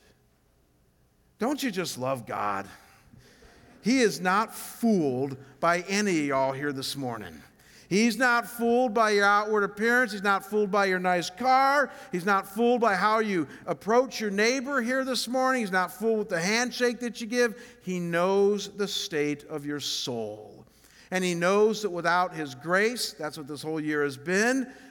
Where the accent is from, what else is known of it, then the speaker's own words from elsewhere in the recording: Cleveland, Ohio, United States; moved away as an adult; now in Scottsdale, United States; I'm from Cleveland